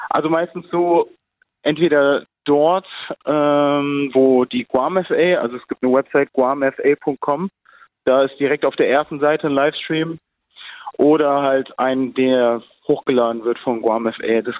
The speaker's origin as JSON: {"language": "German", "country": "Germany", "tie": "born or raised there", "said": "Ich bin ja auch, also ich bin ja auch in Deutschland aufgewachsen und identifiziere mich so damit."}